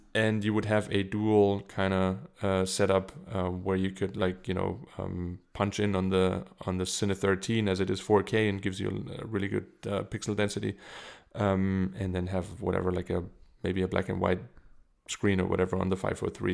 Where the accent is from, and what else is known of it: Germany; English is a second language; moved away as an adult; also born or lived in South Carolina; now in Munich, Germany